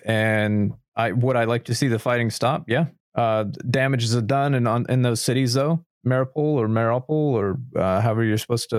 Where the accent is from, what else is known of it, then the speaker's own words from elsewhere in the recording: United States; as an American